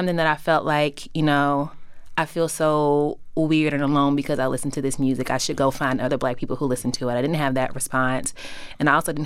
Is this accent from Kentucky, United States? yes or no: yes; Louisville, Kentucky, United States; moved away as an adult; also born or lived in Philadelphia; growing up in Louisville